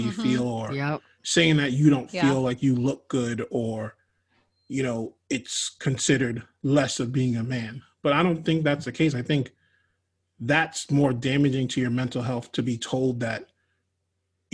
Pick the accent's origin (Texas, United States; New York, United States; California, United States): New York, United States; moved away as an adult; now in Florida, United States; When I moved from New York, I didn't have like all of my people around